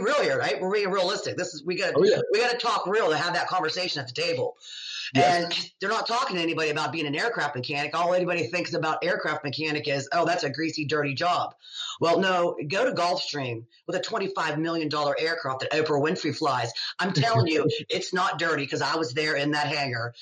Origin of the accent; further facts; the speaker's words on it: United States; also born or lived in England; being American